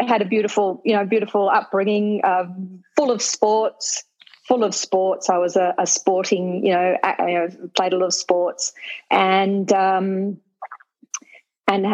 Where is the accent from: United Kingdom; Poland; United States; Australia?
Australia; Sydney, New South Wales; moved away as an adult; now in San José, Costa Rica; I grew up in Lindfield, Sydney, New South Wales, on the northern suburbs of Sydney